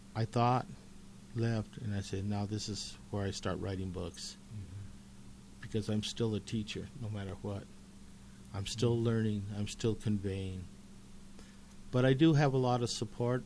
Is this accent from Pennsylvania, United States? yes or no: no; Commerce City, Colorado, United States; I grew up in Commerce City